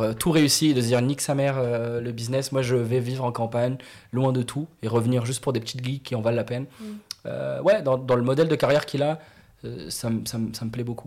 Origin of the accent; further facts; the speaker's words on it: Morocco; moved away; Moi, j'ai grandi au Maroc, né au Maroc, grandi au Maroc